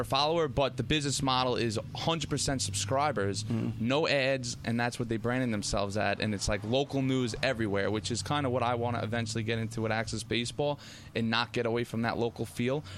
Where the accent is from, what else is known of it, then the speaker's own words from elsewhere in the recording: Lake Ronkonkoma, New York, United States; I grew up over here in Lake Ronkonkoma